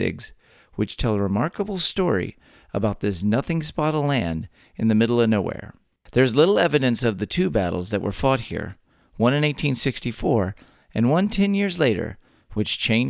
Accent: Texas, United States; three friends born and raised in the Lone Star State share views on the history, culture, and just what it means to be Texan.

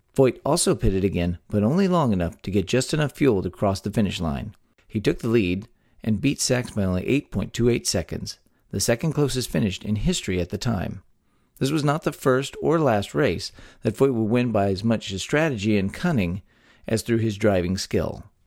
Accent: Texas, United States; born or raised there

